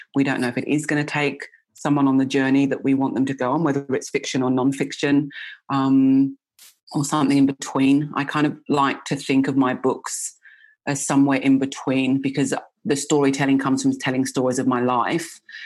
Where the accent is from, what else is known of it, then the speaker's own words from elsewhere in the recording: England, United Kingdom; I grew up in England